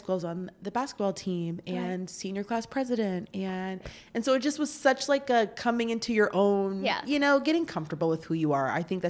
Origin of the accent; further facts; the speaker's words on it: Tampa, Florida, United States; I grew up in Tampa, Florida.